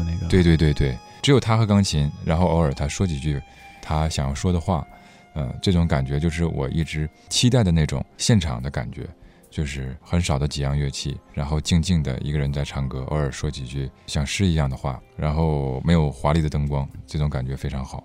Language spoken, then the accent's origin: Chinese; Harbin, Heilongjiang, China; accent: Northeastern Mandarin; moved away as an adult; also born or lived in Beijing (ancestral home); now in Guangzhou, China; 我是一个生在东北的北京人，我爷爷是说北京话的但是我不会说，我到广州十五年也就只会说东北话